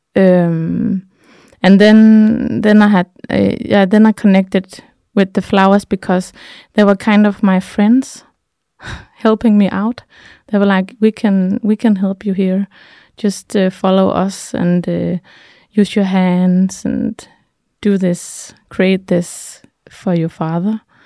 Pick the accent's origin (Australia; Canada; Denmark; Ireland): Denmark; also born or lived in Thy, Denmark; I'm from Jutland